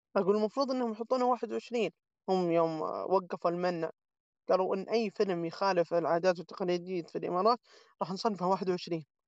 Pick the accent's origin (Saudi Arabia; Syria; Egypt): Saudi Arabia; عندنا في السعوديه هنا